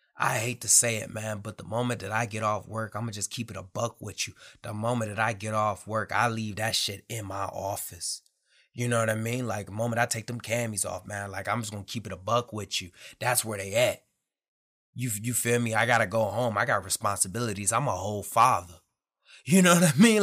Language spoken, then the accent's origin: English; Detroit, Michigan, United States; moved away as an adult; also born or lived in Camp Pendleton, California; I'm from Detroit, Michigan